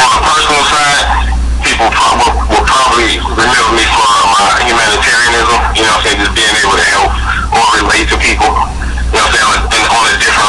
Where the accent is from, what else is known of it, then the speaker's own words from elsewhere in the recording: Chicago, Illinois, United States; I grew up, I was born and raised in Chicago